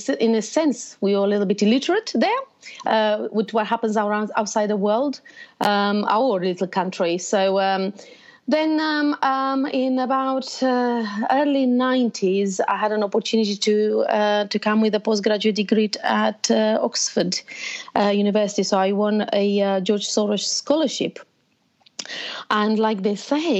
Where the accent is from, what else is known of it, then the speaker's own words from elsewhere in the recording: Romania; moved away as an adult; also born or lived in Bucharest; now in United Kingdom; I was born in Romania. So most of my life, actually, I lived in a very communist country, closed borders